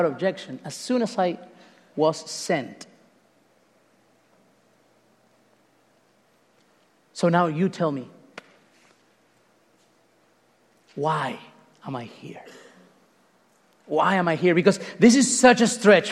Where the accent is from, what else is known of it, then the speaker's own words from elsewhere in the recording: Uruguay; moved away; I'm not even Mexican. I'm from Uruguay